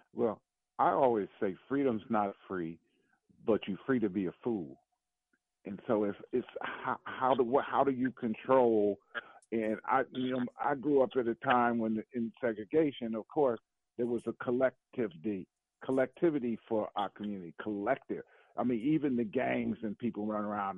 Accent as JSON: {"language": "English", "town": "Milwaukee", "region": "Wisconsin", "country": "United States", "tie": "born or raised there", "said": "I grew up in Milwaukee"}